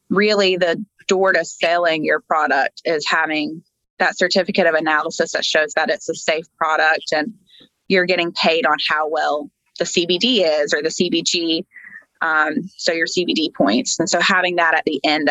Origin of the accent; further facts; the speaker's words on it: Georgia, United States; I was born and raised here in Georgia